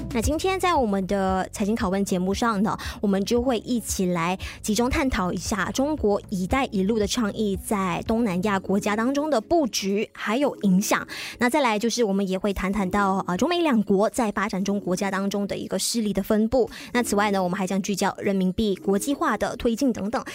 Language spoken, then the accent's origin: Chinese; Malaysia; 但是我们作为大马人